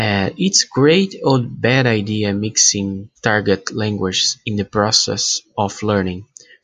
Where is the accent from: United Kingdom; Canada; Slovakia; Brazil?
Brazil; first language Portuguese; English is a second language; I'm from Brazil